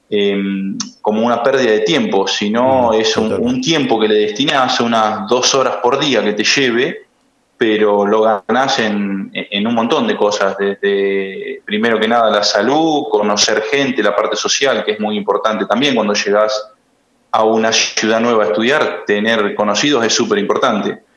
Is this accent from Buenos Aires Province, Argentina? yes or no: yes; Dudignac, Buenos Aires Province, Argentina; moved away as an adult; also born or lived in Santa Rosa, La Pampa; sí, sí, soy, soy de Dudignac y mm, a los 18 años me fui a estudiar eh, abogacía a, mm, a Santa Rosa, La Pampa, la Universidad Nacional de La Pampa, y en 2015 me recibí.